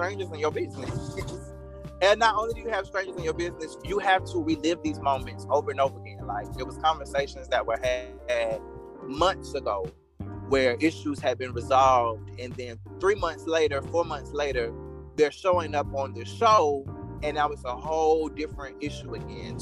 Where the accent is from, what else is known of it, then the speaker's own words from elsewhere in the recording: South Carolina, United States; accent: country; This is who I am. I'm from South Carolina